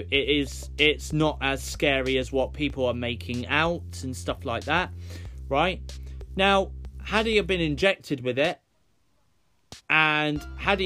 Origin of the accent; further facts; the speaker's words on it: United Kingdom; we, as British people